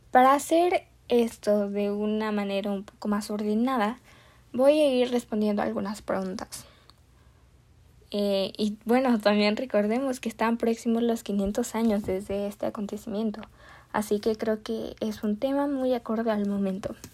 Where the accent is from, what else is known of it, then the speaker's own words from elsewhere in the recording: Mexico; nuevamente, pienso que como mexicanos podemos llegar a creernos expertos en este tema, porque claro, somos los conquistados